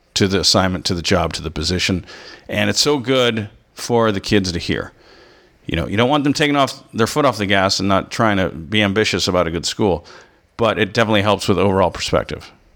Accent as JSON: {"language": "English", "country": "United States", "said": "an American who's traveled"}